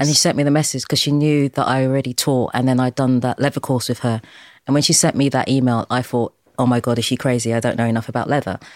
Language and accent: English; London, United Kingdom; also born or lived in Deptford; I was born in Dulwich